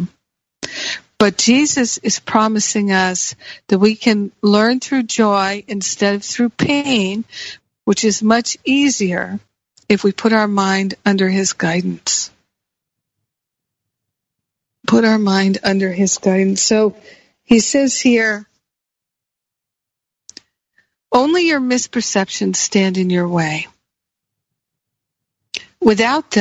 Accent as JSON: {"language": "English", "country": "United States", "tie": "born or raised there", "also_born_or_lived": "Michigan / Rhode Island / Los Angeles", "moved": "yes", "said": "I grew up with them in Michigan and Rhode Island and in the Northeast"}